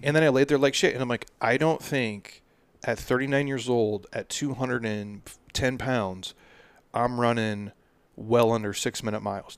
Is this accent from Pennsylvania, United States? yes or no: no; Minnesota, United States; moved away; I'm from the Midwest